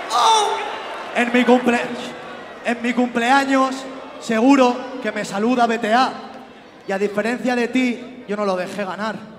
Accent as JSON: {"language": "Spanish", "country": "Spain", "said": "nosotros a La Rioja"}